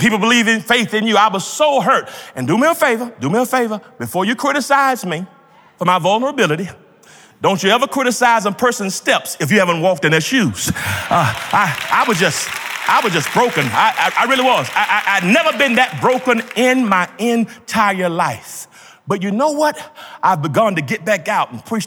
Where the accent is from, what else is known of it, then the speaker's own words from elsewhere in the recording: Georgia, United States; When I grew up in Georgia